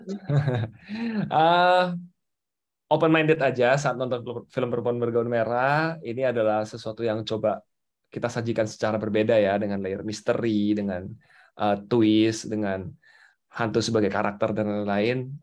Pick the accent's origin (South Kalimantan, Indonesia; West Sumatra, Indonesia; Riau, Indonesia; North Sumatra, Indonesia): North Sumatra, Indonesia; gue dari Sumatera Utara